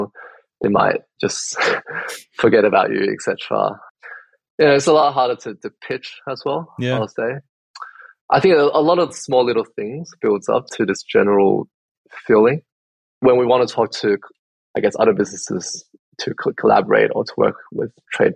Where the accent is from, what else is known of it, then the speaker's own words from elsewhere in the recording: Australia; I was born here.